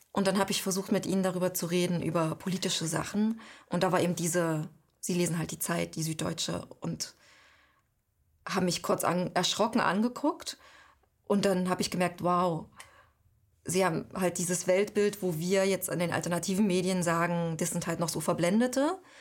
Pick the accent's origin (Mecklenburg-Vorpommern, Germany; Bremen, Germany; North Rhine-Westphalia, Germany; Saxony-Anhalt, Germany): Saxony-Anhalt, Germany; Halle; accent: Hallensisch; moved away as an adult; also born or lived in Leipzig / Paris; now in Spain; in meiner Jugend gab es in Halle ziemlich viele Neonazis